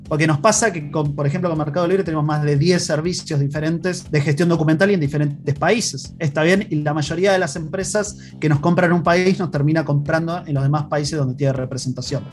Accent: Argentina; accent: Argentine; moved away as an adult; now in Chile; mi acento es un poquito argentino, pero hace ya más de cinco años que estoy acá radicado en Chile

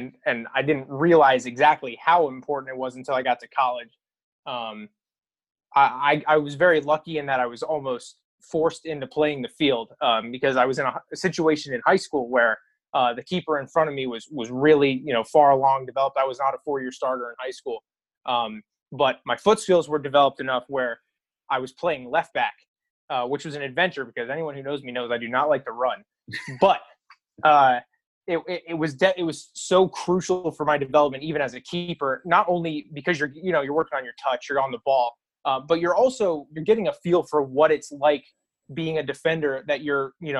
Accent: Schuylkill County, Pennsylvania, United States; Schuylkill County, yeah. Schuylkill. Born and raised.

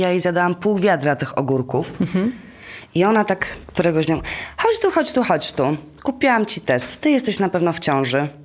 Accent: Gdańsk, Pomeranian Voivodeship, Poland; moved away; ja pochodzę z Gdańska

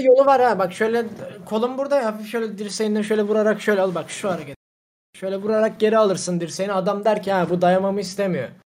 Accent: Black Sea Region, Turkey; ben gerçekten Karadenizliyim

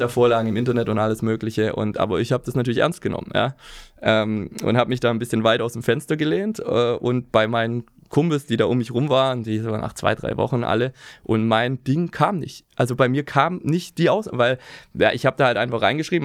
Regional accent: Remseck am Neckar, Baden-Württemberg, Germany; accent: Swabian; moved away as an adult; now in Hamburg, Germany; ich komme aus der Nähe von Stuttgart, Remseck am Neckar

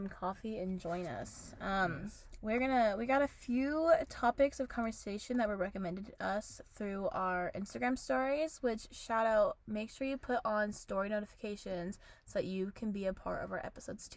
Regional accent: United States; moved away; I'm from Washington

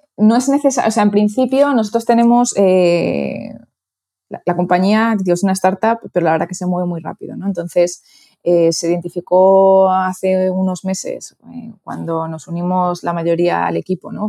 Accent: Toledo, Castilla-La Mancha, Spain; moved away as an adult; also born or lived in Madrid / Miami / New York; soy de Toledo, pero estudié en Madrid

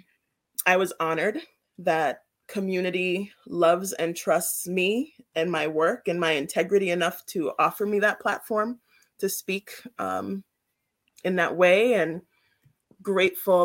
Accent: Worcester, Massachusetts, United States; also born or lived in Brooklyn, New York; I'm from Brooklyn, New York. That's where I was born, but I mainly grew up in Worcester

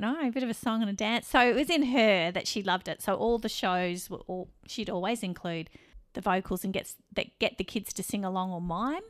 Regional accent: Perth, Western Australia, Australia; we're actually from Perth, Western Australia. We grew up on the sunny side of, uh, Australia

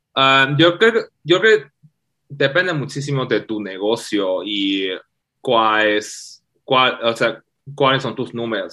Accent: China; Spanish is a second language; moved away as an adult; now in Mexico; soy de México, soy de China originalmente. Este, Llevo unos 6, 7 años acá en México

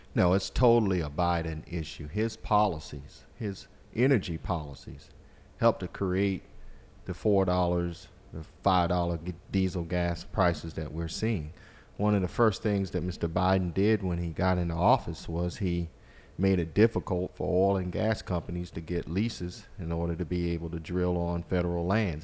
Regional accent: Walterboro, South Carolina, United States; I grew up in Colleton County in Walterboro. It's my home

